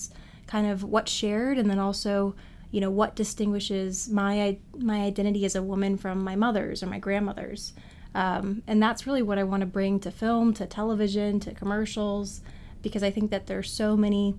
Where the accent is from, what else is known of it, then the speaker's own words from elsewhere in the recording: Richmond, Virginia, United States; now in New York, United States; My hometown is Richmond, Virginia